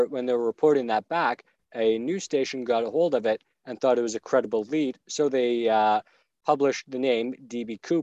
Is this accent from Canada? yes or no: yes; Barrie, Ontario, Canada; Barrie, which is where we're from.